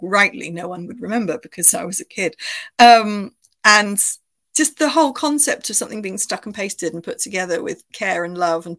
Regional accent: United Kingdom; moved away as an adult; now in Bristol, United Kingdom; I grew up near Bristol. Bristol was about an hour away from where I grew up

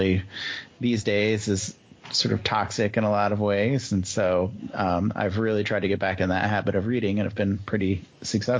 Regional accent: Minnesota, United States; as a Minnesotan

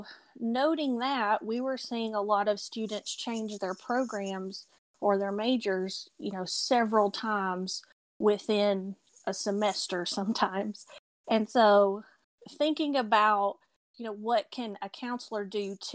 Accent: Tennessee, United States; now in Asheville, United States; I am Tennessee born, so you may hear my accent come through

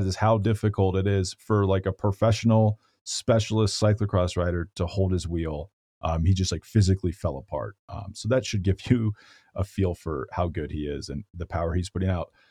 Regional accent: Boulder, Colorado, United States; my hometown of Boulder, Colorado

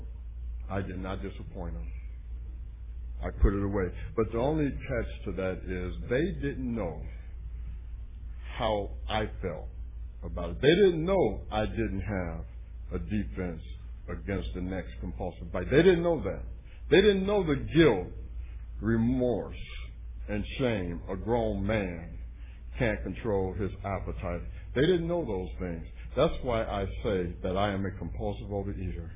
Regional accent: Cleveland, Ohio, United States; my hometown

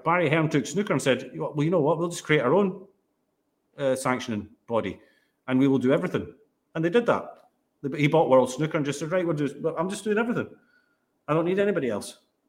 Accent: Netherlands; but I'm actually Dutch, and play for the Dutch.

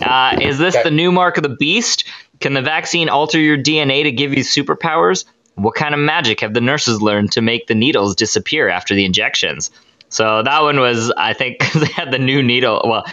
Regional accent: British Columbia, Canada; So we're from British Columbia, Canada.

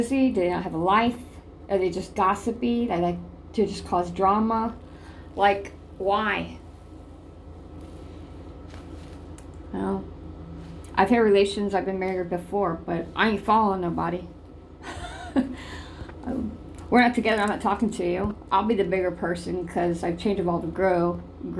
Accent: Ohio, United States; my hometown, Ohio

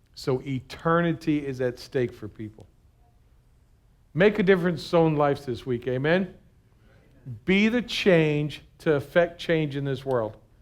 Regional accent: United States; being an American Christian

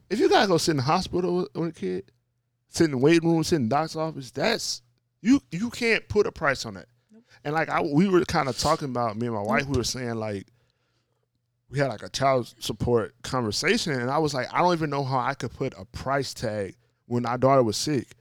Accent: Louisiana, United States; New Orleans, like, my home state

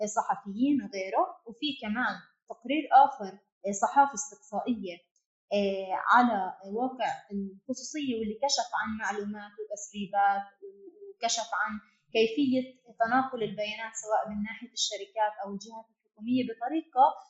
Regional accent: Palestine; احنا كفلسطينيين تحت سيطرة السلطات الإسرائيلية

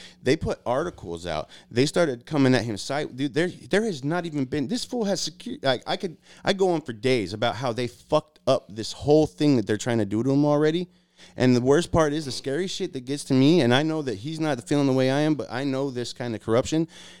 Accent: Aurora, Colorado, United States; moved away; I've been coast to coast 12 times. I grew up in Aurora, Colorado on Colfax, homeless at like 15 years old.

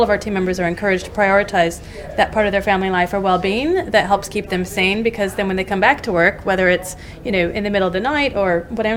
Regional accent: United States; moved away as an adult; now in United Kingdom; I am American

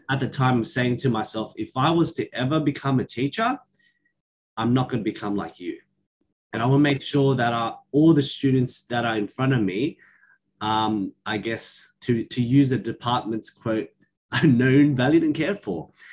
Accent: Sydney, New South Wales, Australia; raised here in Sydney, in particular Western Sydney.

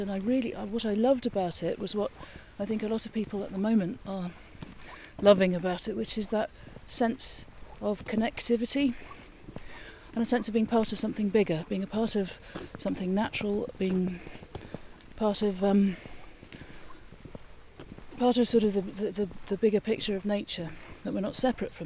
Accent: Birmingham, West Midlands, United Kingdom; also born or lived in North Cornwall; now in Cornwall, United Kingdom; I'm from Birmingham originally

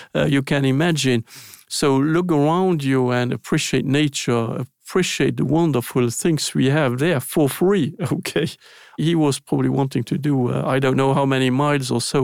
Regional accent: Luxembourg; English is a second language; moved away; I was born in Luxembourg, which is a very small country.

